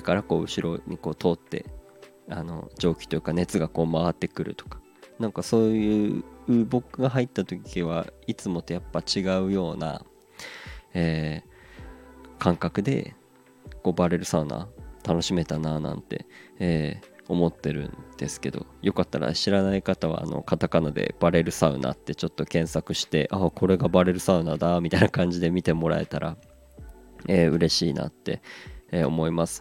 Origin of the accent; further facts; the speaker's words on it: Aomori, Japan; 出身の青森